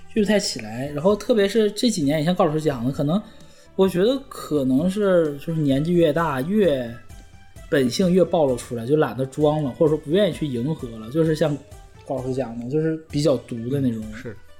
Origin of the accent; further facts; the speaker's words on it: Heilongjiang, China; moved away; 我作为一个东北人，我在东北从来没滑雪过